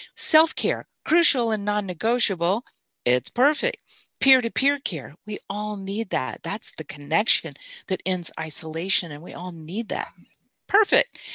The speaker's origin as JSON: {"language": "English", "region": "Mississippi", "country": "United States", "said": "I'm from Mississippi"}